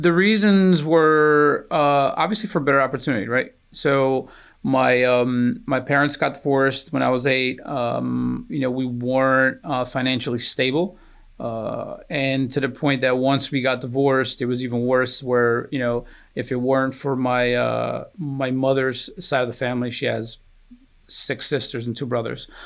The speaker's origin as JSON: {"language": "English", "town": "Newark", "region": "New Jersey", "country": "United States", "tie": "born or raised there", "also_born_or_lived": "Aveiro, Portugal", "said": "I was nine, my sister was eleven. And, uh, we immigrated to the ironbound section of Newark"}